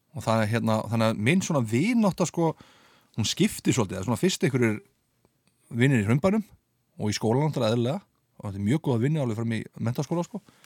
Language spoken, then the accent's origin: Icelandic; Reykjavík, Capital Region, Iceland; ég flytti upp í Selos